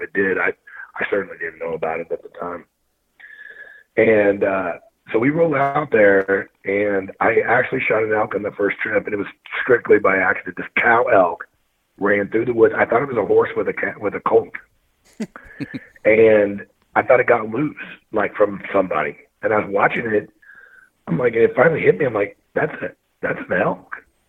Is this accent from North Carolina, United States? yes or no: no; Missouri, United States; Oh yeah, I'm born and raised from Missouri.